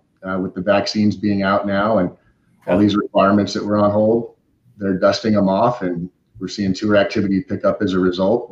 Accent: Omaha, Nebraska, United States; moved away as an adult; also born or lived in Arizona; now in San Diego, United States; I grew up in the Midwest, Omaha, Nebraska

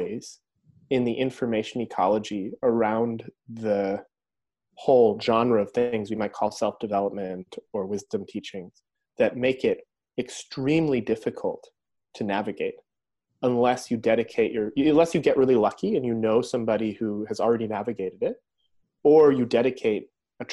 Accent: upstate New York, United States; moved away; I'm here at my mom's house in upstate New York right now.

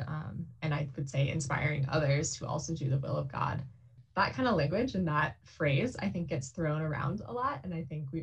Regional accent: Columbia Falls, Montana, United States; I grew up in Columbia Falls, Montana

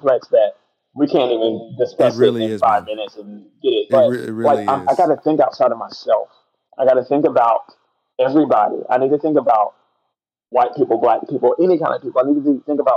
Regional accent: United States; as a Christian who is American

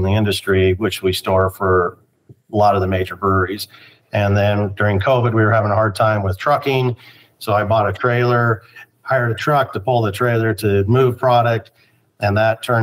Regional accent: Spokane, Washington, United States; now in Yakima, United States; I'm from Spokane, but I've been in Yakima since 1990.

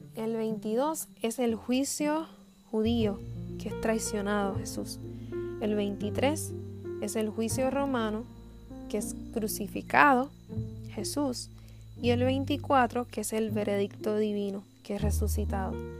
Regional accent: Puerto Rico; Soy puertorriqueña

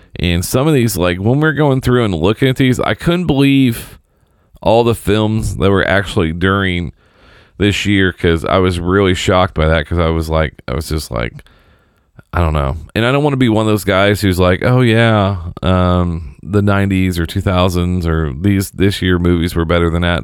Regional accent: Seymour, Indiana, United States; I grew up in Seymour

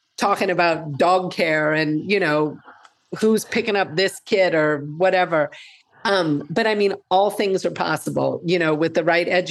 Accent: New Orleans, Louisiana, United States; moved away as an adult; also born or lived in Georgia / Minnesota; now in Seattle, United States; I'm an attorney from New Orleans.

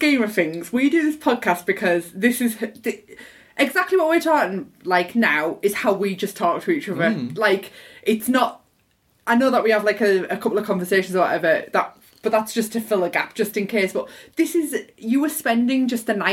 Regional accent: United Kingdom; accent: squeaky Borough; my squeaky Borough accent

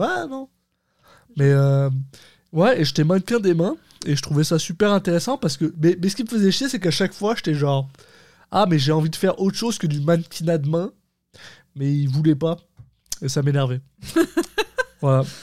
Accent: France; now in Quebec, Canada

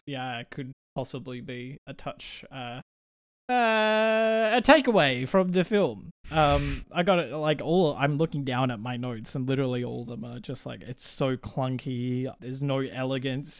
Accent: Australia; we are Australian

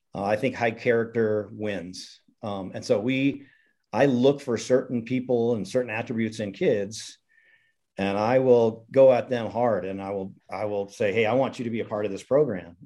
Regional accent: Missoula, Montana, United States; I'm a Montana guy. I grew up in Missoula, was fortunate to play at the University of Montana

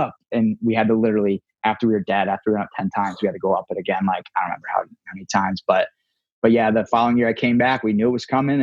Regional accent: Toledo, Ohio, United States; ended up in Toledo, like my hometown

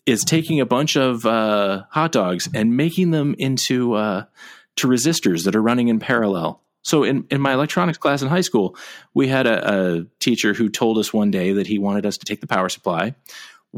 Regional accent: Ohio, United States; growing up in Ohio, we had horrible late night Mexican food

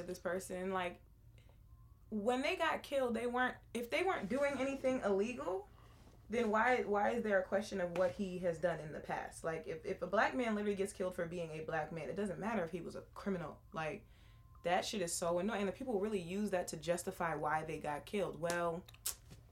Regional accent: Massachusetts, United States; we reside in Massachusetts and we're from Massachusetts

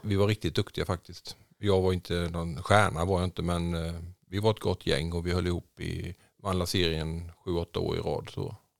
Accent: Jönköping, Jönköping County, Sweden; moved away as an adult; also born or lived in Saudi Arabia; now in Tidaholm, Sweden; Jag är uppväxt i Jönköping, i Vättersnäs, mellan Huskvarna och Jönköping.

